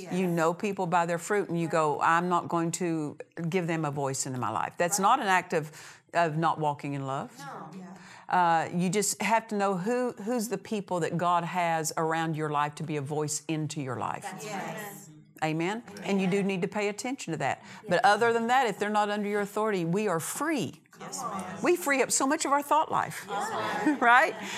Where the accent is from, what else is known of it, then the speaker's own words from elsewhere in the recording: Oklahoma, United States; I'm from Oklahoma, and you know we have ways